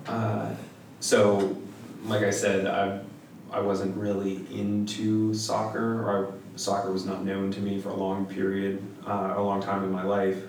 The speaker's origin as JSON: {"language": "English", "region": "New Hampshire", "country": "United States", "also_born_or_lived": "Standish, Maine", "moved": "as an adult", "said": "I'm from New Hampshire originally"}